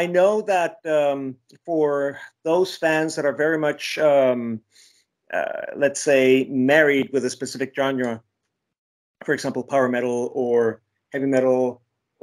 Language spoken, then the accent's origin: English; Mexico City, Mexico; I was born in Mexico City